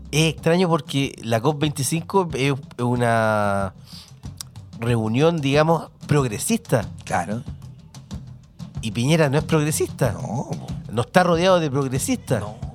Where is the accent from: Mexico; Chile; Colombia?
Chile